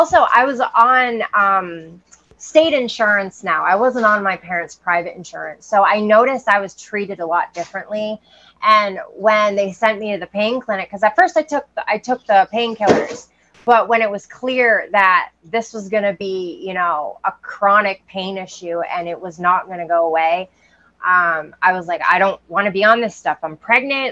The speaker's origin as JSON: {"language": "English", "region": "Maine", "country": "United States", "tie": "born or raised there", "said": "I grew up in Maine"}